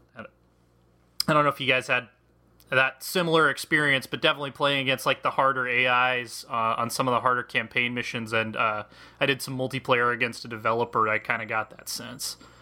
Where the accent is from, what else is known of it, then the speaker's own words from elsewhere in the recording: United States; also born or lived in Kansas; I'm American. I grew up in, like, Colorado and Kansas my entire life.